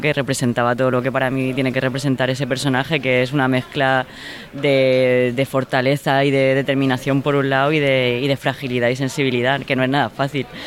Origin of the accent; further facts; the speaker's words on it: Orihuela, Valencian Community, Spain; moved away; mi pueblo, en Orihuela, en la Vega Baja del Segura